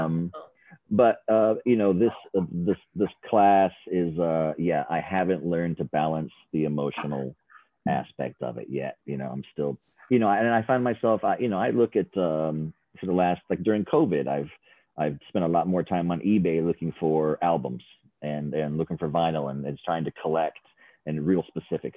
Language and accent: English; Seattle, Washington, United States; also born or lived in Philadelphia; I was under 2 years old and we moved from Philadelphia to Seattle.